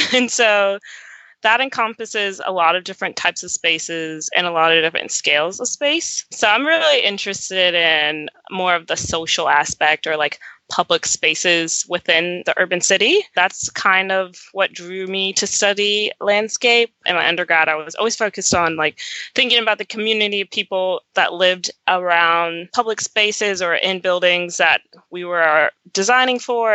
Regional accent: Roanoke, Virginia, United States; also born or lived in New Jersey; I was born in New Jersey, but I grew up my whole life in Southwest Virginia, a little town called Roanoke

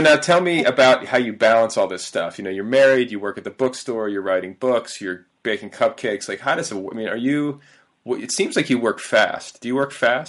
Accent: Indiana, United States; also born or lived in Milwaukee, Wisconsin / Cedarburg, Wisconsin; went to like my formative you know puberty years in Indiana

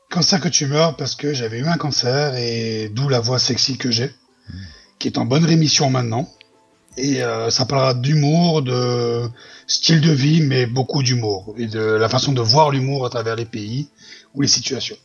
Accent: near Marseille, Provence-Alpes-Côte d'Azur, France; moved away as an adult; now in Switzerland; je suis français, je viens du sud de la France, à côté de Marseille, et j'ai euh, tout quitté pour partir en Suisse il y a plus de dix ans

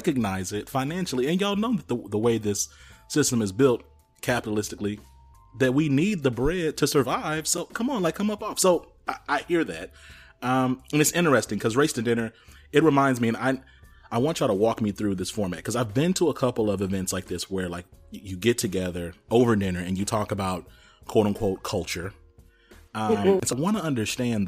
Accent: the South, United States; now in Denver, United States; I'm from the South.

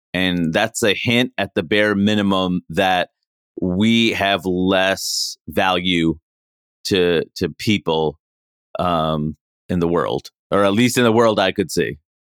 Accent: New York City, New York, United States; moved away; also born or lived in Maine / Seattle; I grew up in Queens, New York

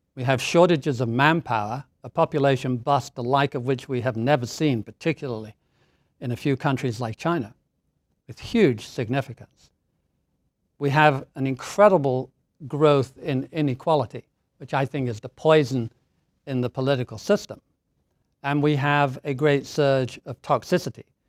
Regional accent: Doncaster, Yorkshire and the Humber, United Kingdom; moved away as an adult; also born or lived in Hertfordshire; now in Boston, United States; the family moved up to stay with our grandparents in the north of England in a coal mining town called Doncaster

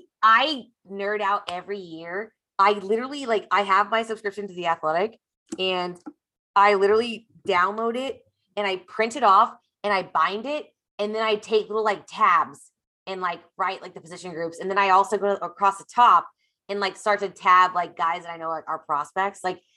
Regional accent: Overland Park, Kansas, United States; Like I grew up in Kansas.

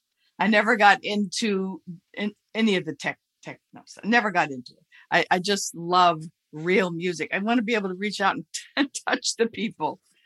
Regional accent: Reseda, California, United States; The Valley, Reseda.

